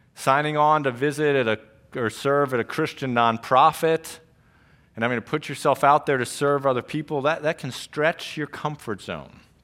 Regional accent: Trumbull, Connecticut, United States; I grew up in Trumbull. I grew up, um, up in the Tashua area off of Stonehouse Lane

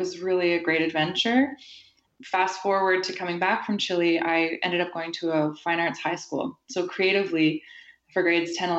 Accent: White Rock, British Columbia, Canada; also born or lived in Montreal; now in Vancouver, Canada; I grew up in a small town outside of Vancouver, and it's a suburb

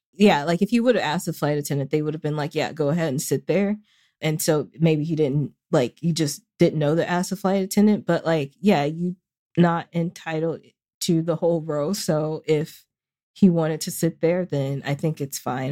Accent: the South, United States; I'm from the South

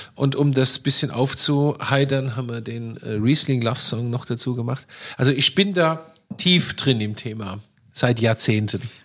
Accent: Rhineland-Palatinate, Germany; ich bin groß geworden mit Schorle

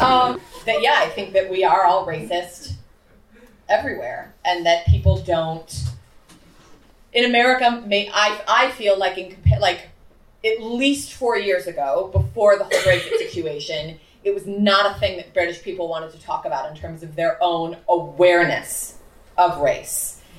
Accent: Chicago, Illinois, United States; moved away as an adult; also born or lived in New York; I'm uh, born and raised in Chicago, but lived in New York for 16 years

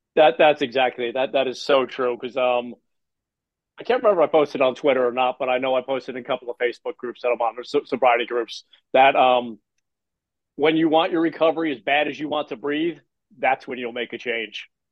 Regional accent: New Jersey, United States; I'm from Jersey

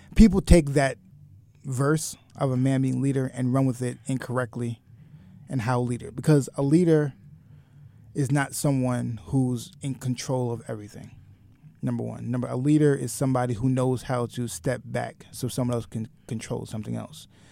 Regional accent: Westbury, New York, United States; I grew up in Westbury. Long Island.

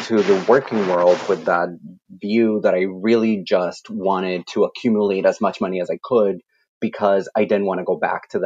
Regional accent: Colombia; moved away; I grew up in Colombia

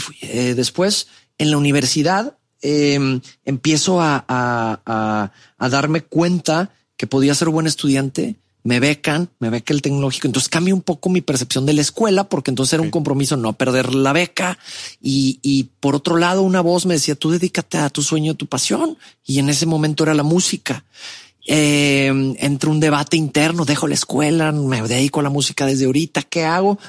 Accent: Monterrey, Nuevo León, Mexico; born or raised there; also born or lived in Mexico City

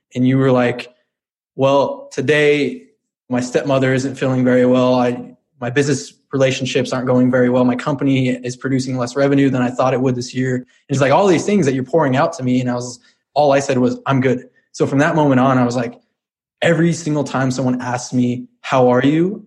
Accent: Brighton, Colorado, United States; I grew up in Colorado, born and raised in a little town called Brighton.

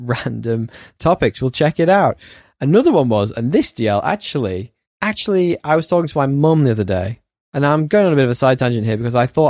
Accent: Boston, Massachusetts, United States; I'm from Boston.

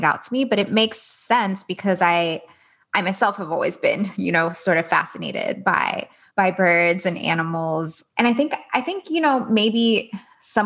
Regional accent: Miami, Florida, United States; I grew up in Miami

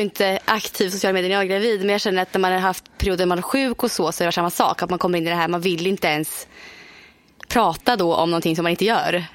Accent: Motala, Östergötland, Sweden; moved away; hemma i Motala med svärfar, svärmor, mina föräldrar

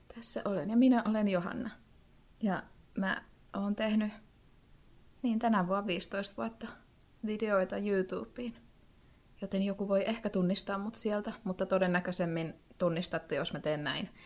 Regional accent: Turku, Southwest Finland, Finland; mä oon Turusta.

